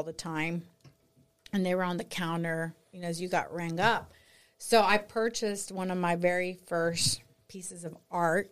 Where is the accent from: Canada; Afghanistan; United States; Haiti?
United States; Austin, Texas; born or raised there; also born or lived in San Antonio, Texas